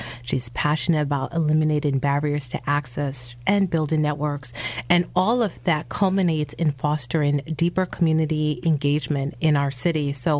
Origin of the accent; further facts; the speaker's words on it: New York City, New York, United States; moved away; I'm from the city. Like, I grew up in the Bronx.